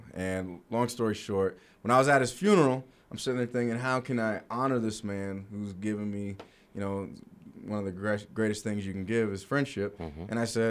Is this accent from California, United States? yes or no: yes; Los Angeles, California, United States; now in Salt Lake City, United States; I grew up in Los Angeles, and in the 80s. I'm that old.